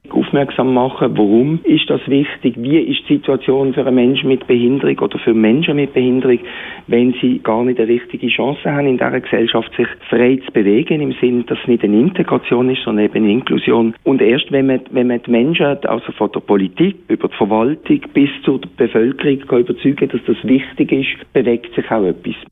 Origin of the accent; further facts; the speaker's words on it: Switzerland; Bei uns in der Schweiz